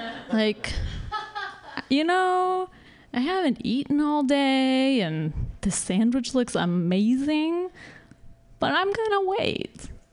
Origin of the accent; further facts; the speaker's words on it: the Bible Belt, the South, United States; moved away as an adult; now in San Francisco, United States; I'm from the Bible Belt.